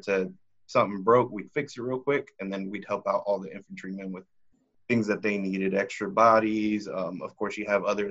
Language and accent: English; Austin, Texas, United States; I was born and raised in Austin